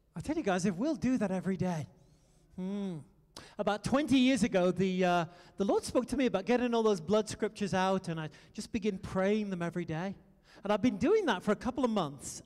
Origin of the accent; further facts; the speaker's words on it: United Kingdom; moved away as an adult; also born or lived in France; now in United States; I'm a Brit